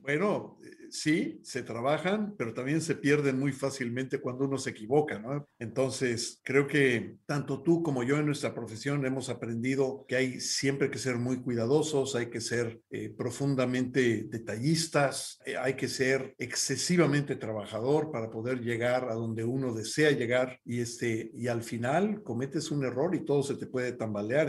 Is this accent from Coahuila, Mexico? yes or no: no; Mexico City, Mexico; primero soy mexicano, eh, nací en Ciudad de México a principios de los años 60